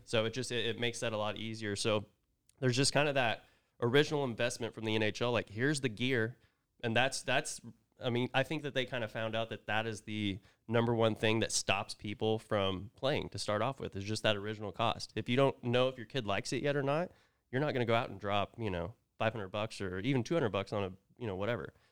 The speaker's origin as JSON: {"language": "English", "region": "Oklahoma", "country": "United States", "also_born_or_lived": "Vermont / Tulsa", "moved": "as an adult", "lives_now": "Dallas, United States", "said": "I'm from Oklahoma"}